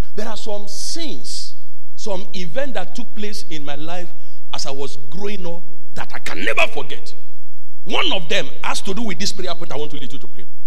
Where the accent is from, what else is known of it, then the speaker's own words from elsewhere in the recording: Nigeria; moved away; I went to my hometown on Tuesday